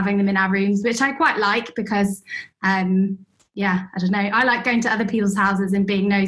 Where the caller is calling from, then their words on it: London, United Kingdom; From my lounge in London.